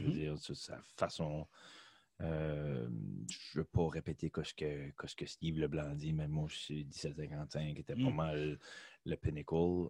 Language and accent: French; Beresford, New Brunswick, Canada; j'ai grandi à Beresford